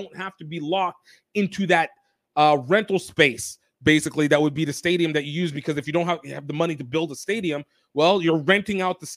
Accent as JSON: {"language": "English", "town": "New Orleans", "region": "Louisiana", "country": "United States", "tie": "born or raised there", "said": "it's my hometown area, home state area."}